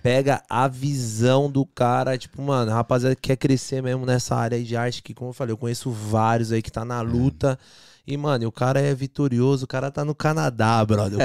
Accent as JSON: {"language": "Portuguese", "town": "São Bernardo do Campo", "region": "São Paulo", "country": "Brazil", "tie": "born or raised there", "moved": "yes", "said": "A gente sai de São Bernardo, a gente morava na divisa, São Bernardo com Diadema."}